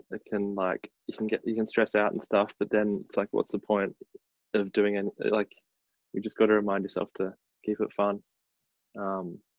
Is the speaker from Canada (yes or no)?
no; Sydney, New South Wales, Australia; now in Melbourne, Australia; we grew up surfing in Sydney, in Avalon